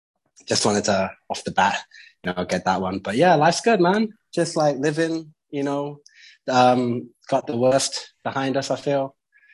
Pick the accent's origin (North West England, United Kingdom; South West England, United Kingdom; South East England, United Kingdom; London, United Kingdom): London, United Kingdom; also born or lived in Lagos, Nigeria / Brazil / United States; I'm from London, you know, if anybody wants to know.